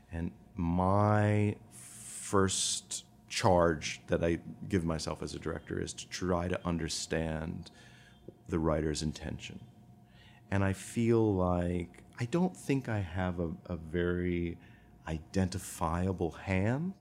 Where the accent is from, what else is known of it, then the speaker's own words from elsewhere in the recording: Rockford, Illinois, United States; moved away; I was born in Rockford, Illinois